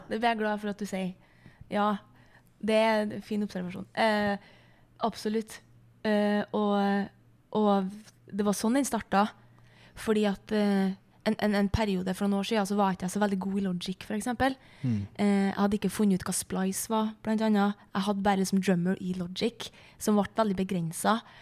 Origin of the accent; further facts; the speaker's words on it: Flatanger, Trøndelag, Norway; hjemme i Flatanger